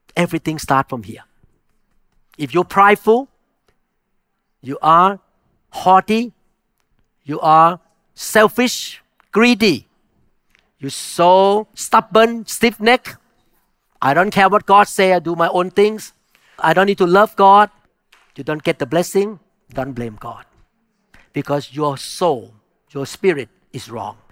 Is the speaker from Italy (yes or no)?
no; Thailand; moved away; I grew up in Thailand where you can talk to the spirit